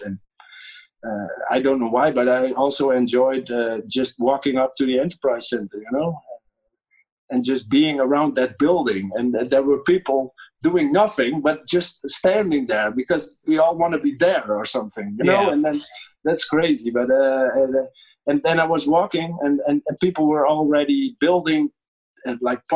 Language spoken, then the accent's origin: English; Netherlands